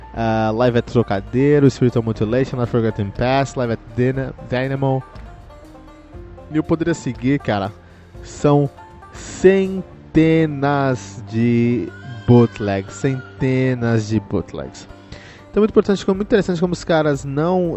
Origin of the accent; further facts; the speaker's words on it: Cotia, São Paulo, Brazil; eu que cresci em Cotia, ali tínhamos um, um bar chamado Incinerator